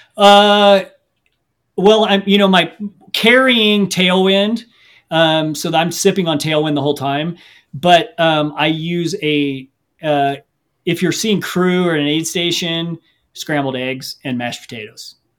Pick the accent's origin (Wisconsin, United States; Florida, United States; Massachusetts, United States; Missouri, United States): Missouri, United States; I grew up in the Midwest in Missouri